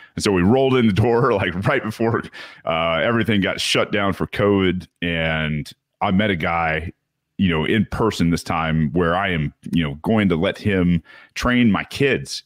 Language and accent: English; United States; as a child growing up in America